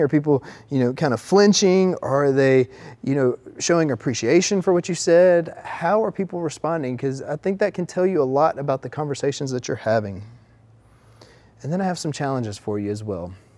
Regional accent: the South, United States; accent: Southern; we're from the South

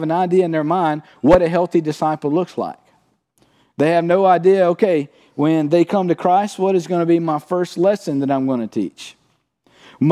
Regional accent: Cottonville, Mississippi, United States; I'm from Cottonville, Mississippi

